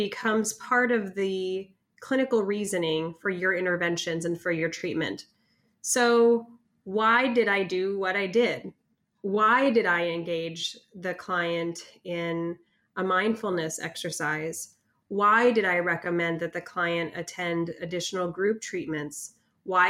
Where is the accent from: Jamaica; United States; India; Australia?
United States; Northern California; I'm from Northern California